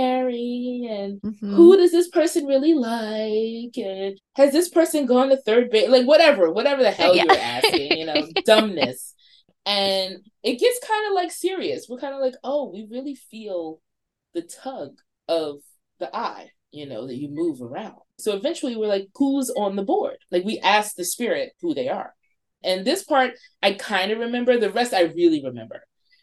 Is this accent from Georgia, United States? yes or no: no; New York City, New York, United States; I grew up in Crown Heights and went to school on the Upper West Side.